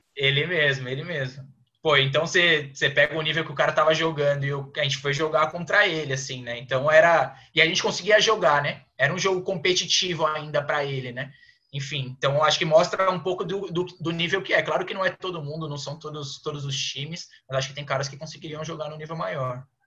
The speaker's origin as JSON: {"language": "Portuguese", "town": "Praia Grande", "region": "São Paulo", "country": "Brazil", "moved": "as an adult", "lives_now": "São Paulo, Brazil", "said": "eu sou lá da Praia Grande, da Baixada Santista, então sempre joguei por lá"}